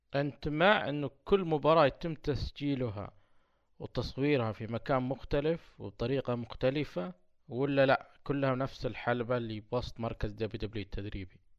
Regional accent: Saudi Arabia; عندنا في السعودية

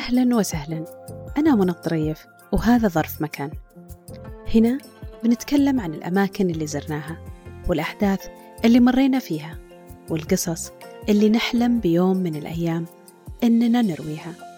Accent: Saudi Arabia; عندنا في السعودية

